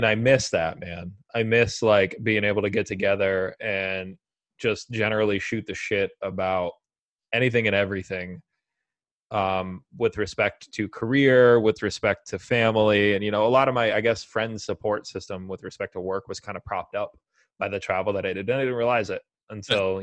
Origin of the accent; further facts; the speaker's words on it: United States; I growing up in America in the 90s and early 2000s